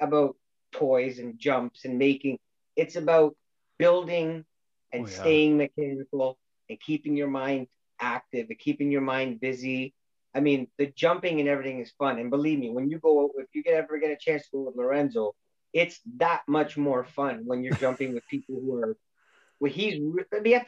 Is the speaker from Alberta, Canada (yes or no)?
no; Toronto, Ontario, Canada; there was only one hobby store in Scarborough, Byron, when I was growing up